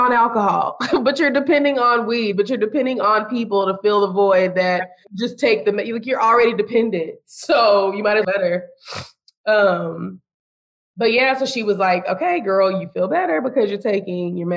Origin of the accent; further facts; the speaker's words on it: Austin, Texas, United States; moved away as an adult; also born or lived in San Antonio, Texas; now in Houston, United States; I'm from Austin